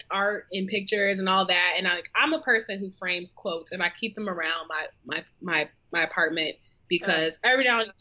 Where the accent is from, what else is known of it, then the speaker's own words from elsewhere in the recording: Seattle, Washington, United States; also born or lived in New York City; now in Charlotte, United States; growing up in Seattle was a, you know, predominantly white Asian sort of environment